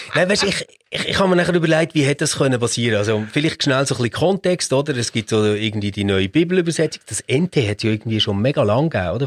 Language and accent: German; Switzerland; bei uns in der Schweiz